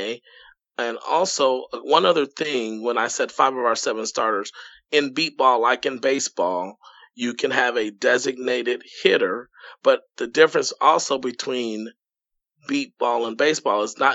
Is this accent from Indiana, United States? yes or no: yes; Indianapolis, Indiana, United States; I'm from Indianapolis